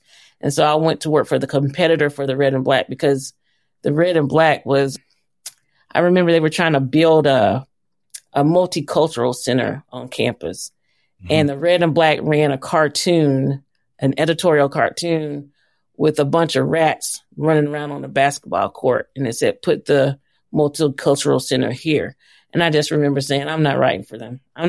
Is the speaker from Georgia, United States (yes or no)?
yes; Atlanta, Georgia, United States; Atlanta, Southwest Atlanta. Okay. We call it the SWAT.